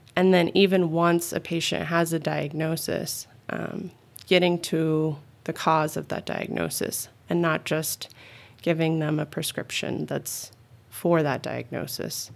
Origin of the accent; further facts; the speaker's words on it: Phoenix, Arizona, United States; also born or lived in Tucson; I'm originally an Arizona girl. I was born and raised in the Phoenix area and then moved to Tucson, um, back in middle school